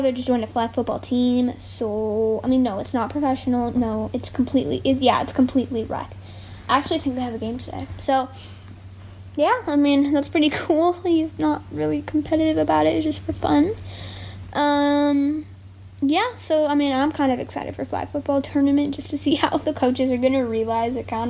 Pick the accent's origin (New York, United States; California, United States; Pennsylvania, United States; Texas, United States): Texas, United States; I am a Texan